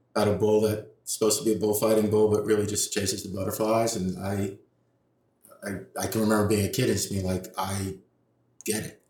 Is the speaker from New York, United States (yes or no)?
yes; New York City, New York, United States; I was born and raised uh, on the west side of Manhattan in New York City